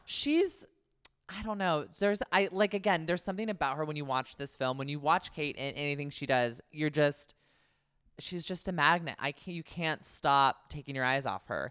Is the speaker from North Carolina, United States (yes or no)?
no; Concord, California, United States; my hometown, Concord, California